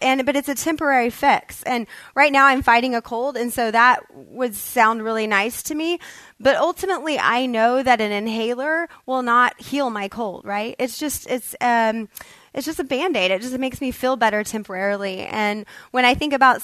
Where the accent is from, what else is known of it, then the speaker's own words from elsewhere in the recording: Kansas, United States; now in Texas, United States; I moved from Kansas, grew up, was raised there